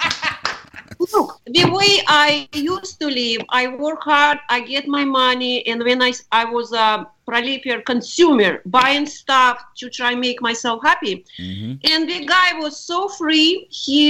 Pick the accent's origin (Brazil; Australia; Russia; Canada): Russia; moved away as an adult; now in United States; I was born in Russia right after Stalin died. And I lived during communist time